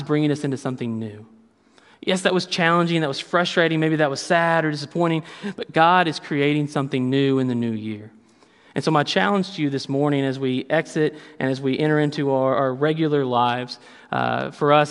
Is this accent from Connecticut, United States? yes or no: no; Kentucky, United States; I'm from Kentucky